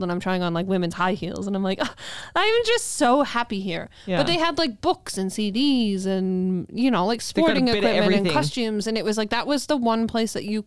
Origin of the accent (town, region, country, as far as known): Nanton, Alberta, Canada; born or raised there; now in Calgary, Canada